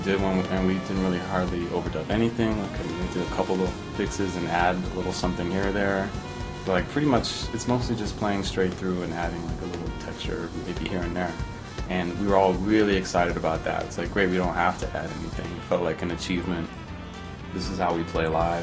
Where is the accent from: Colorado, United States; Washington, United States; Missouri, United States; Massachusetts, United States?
Colorado, United States; Denver; moved away as an adult; also born or lived in Rochester, New York / Los Angeles; we grew up in Denver